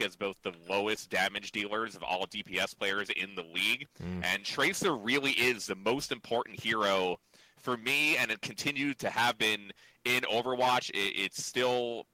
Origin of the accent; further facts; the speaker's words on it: New York, United States; I'm from New York